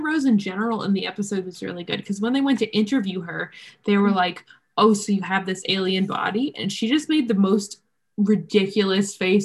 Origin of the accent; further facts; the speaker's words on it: United Kingdom; I grew up in the United Kingdom